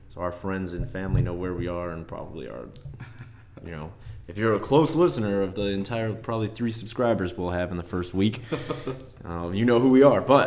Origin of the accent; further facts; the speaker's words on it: Chicago, Illinois, United States; I grew up in Chicago. After eighth grade, moved out